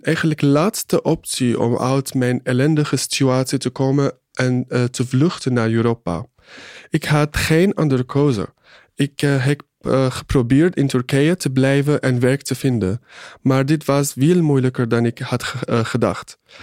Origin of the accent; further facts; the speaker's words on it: Syria; Dutch is a second language; moved away as an adult; now in Netherlands; zeg dat ik uit Syrië kom